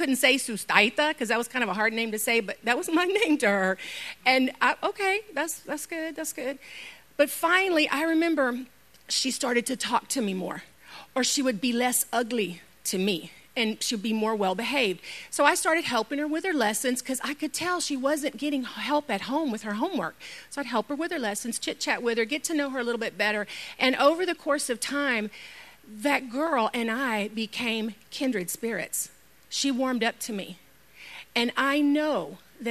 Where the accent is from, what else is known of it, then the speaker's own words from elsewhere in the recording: Houston, Texas, United States; Houston, that's my hometown. I know every inch of that place